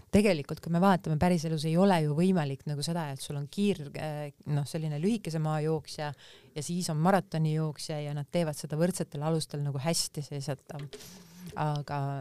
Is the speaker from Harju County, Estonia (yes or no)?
yes; Tallinn, Harju County, Estonia; also born or lived in Lasnamäe, Tallinn; ma oma varasemas lapsepõlves ma elasin Kadriorus